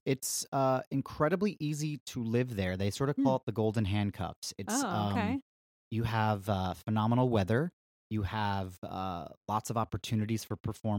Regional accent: Mentor, Ohio, United States; I grew up outside of Cleveland, Ohio, in a little city called Mentor. Although if you're from there, you would say Mentor.

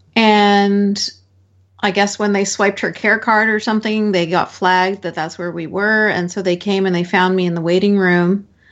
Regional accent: Canada; born and raised in Canada

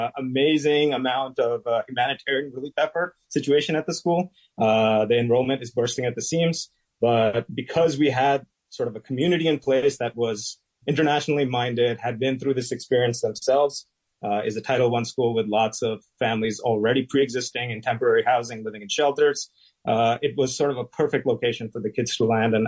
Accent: New York City, New York, United States; also born or lived in Pakistan; I'm an immigrant from Pakistan, and I came in the early 80s and also did my entire schooling in Brooklyn public schools.

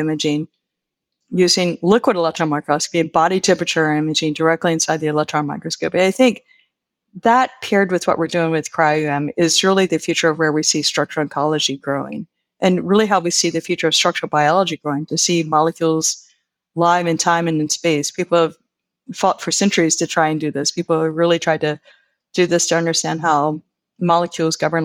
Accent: Virginia Beach, Virginia, United States; moved away as an adult; also born or lived in Blacksburg, Virginia / State College, Pennsylvania; now in Pennsylvania, United States; I'm originally from Virginia Beach, Virginia, that sort of area, the Norfolk area

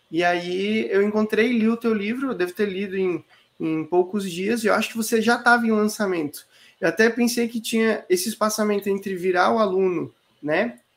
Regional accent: Florianópolis, Santa Catarina, Brazil; moved away; nascido é, eu morei muito tempo fora da ilha, mas hoje eu tô dentro da ilha.

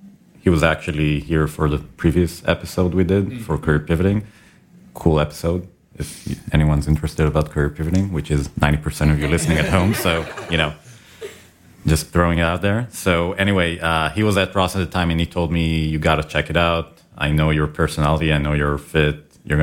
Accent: Israel; because my wife and I, we came from Israel.

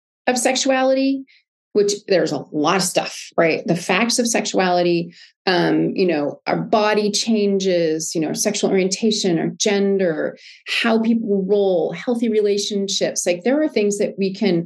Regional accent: United States; I'm American

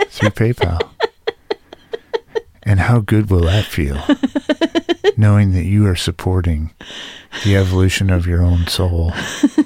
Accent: Detroit, Michigan, United States; I grew up in Detroit

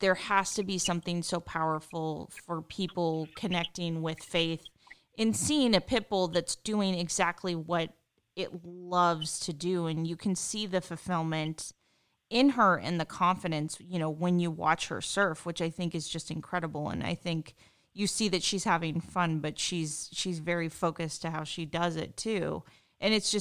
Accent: Pacific Northwest, United States; now in Southern California, United States; I'm from the Pacific Northwest originally. When I moved here

